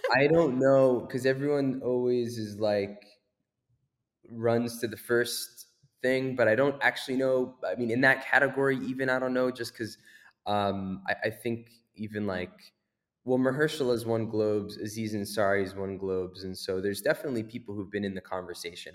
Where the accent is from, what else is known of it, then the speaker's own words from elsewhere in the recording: United States; growing up in America